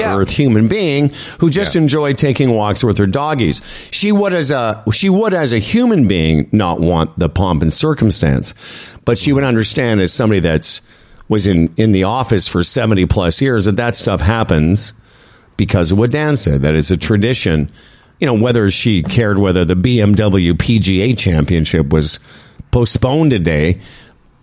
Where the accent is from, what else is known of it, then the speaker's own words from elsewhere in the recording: Moose Jaw, Saskatchewan, Canada; As a little Jewish boy growing up in Moose Jaw, Saskatchewan